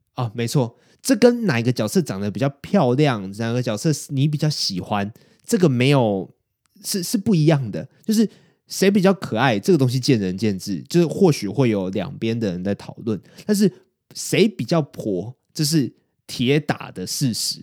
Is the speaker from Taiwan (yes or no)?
yes; Taiwan; 我们身为台湾人